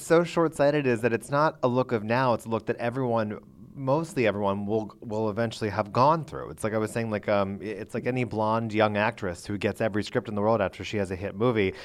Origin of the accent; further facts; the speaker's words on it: Pennsylvania, United States; I grew up in Pennsylvania.